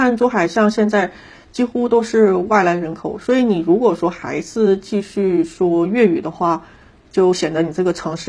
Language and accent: Chinese; Zhuhai, Guangdong, China; also born or lived in Hainan; 嗯，可是我因为之前在海南，就是大家都是